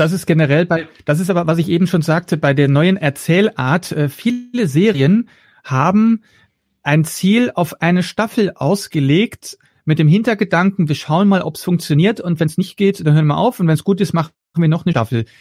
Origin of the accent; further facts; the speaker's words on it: Flanders, Belgium; first language Dutch; German is a second language; now in Germany; Das ist meine Muttersprache, das ist Niederländisch. Ja, ich bin ja kein gebürtiger Deutscher, sondern Belgier, also Flämisch spreche ich